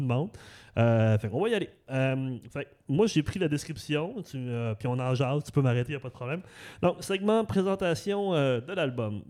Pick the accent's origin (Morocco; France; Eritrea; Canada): Canada; Saguenay, Quebec; also born or lived in Saint-Hubert; now in Repentigny, Canada; j'ai grandi en banlieue aussi, j'ai grandi à Arvida, au Saguenay